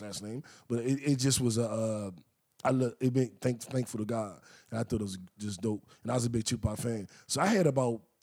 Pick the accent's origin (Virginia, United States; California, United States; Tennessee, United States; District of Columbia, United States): District of Columbia, United States; Washington; I grew up in Mayfair, D.C.